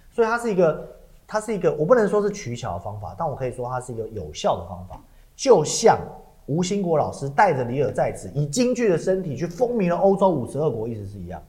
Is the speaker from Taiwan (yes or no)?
yes; Taiwan; 当我是一个台湾人